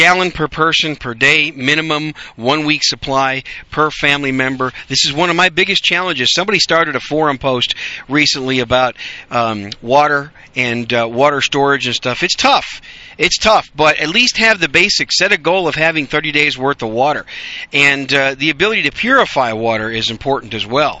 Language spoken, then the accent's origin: English; Wisconsin, United States; I grew up in Wisconsin